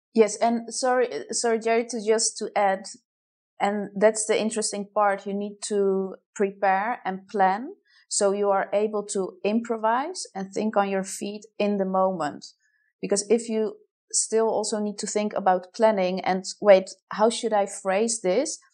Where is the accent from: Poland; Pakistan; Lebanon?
Poland; moved away as an adult; also born or lived in Netherlands; now in Amsterdam, Netherlands; originated huh? from Poland